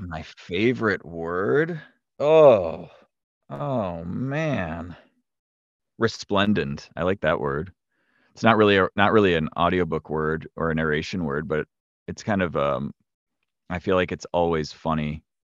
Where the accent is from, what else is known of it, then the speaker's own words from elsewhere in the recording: north of Milwaukee, Wisconsin, United States; moved away as an adult; also born or lived in New York; I grew up in the Upper Midwest. I live in, I live in Wisconsin, like, north of Milwaukee, and I grew up in the area